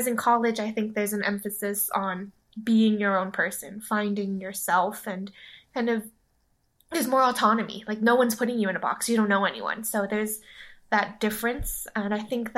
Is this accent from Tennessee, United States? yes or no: no; Hawaii, United States; moved away as an adult; I went to high school with Kat. We're both from Hawaii